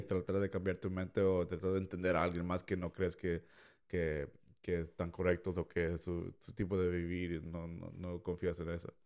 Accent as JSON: {"language": "Spanish", "country": "Mexico", "said": "yo siendo mexicano"}